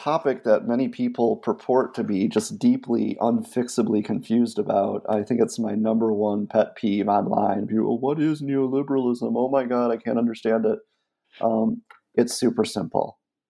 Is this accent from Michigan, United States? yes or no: yes; Michigan, United States; before I even became an academic, I grew up outside of Flint, Michigan.